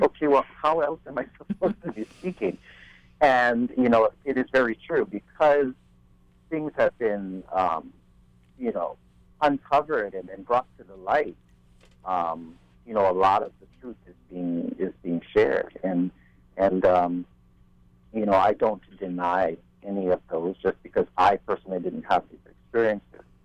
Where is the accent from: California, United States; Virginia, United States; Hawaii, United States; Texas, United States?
Hawaii, United States; growing up in Hawaii